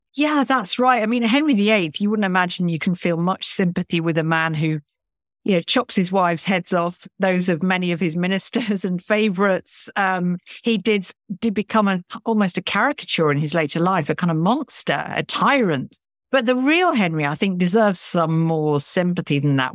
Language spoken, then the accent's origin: English; Lincoln, East Midlands, United Kingdom; I grew up in Lincoln, which, um, is an incredibly historic town in the sort of Midlands of England